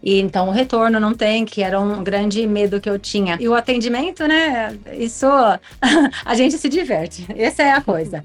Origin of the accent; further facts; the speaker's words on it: Brazil; now in Miami, United States; como uma boa brasileira